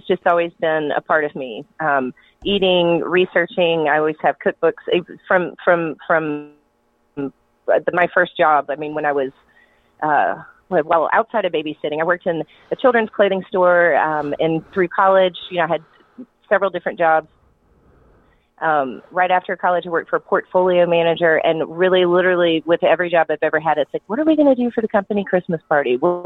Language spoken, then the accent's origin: English; Atlanta, Georgia, United States; moved away as an adult; also born or lived in Columbia, South Carolina / Western North Carolina; I'm originally from Atlanta, so when I was ready to move back home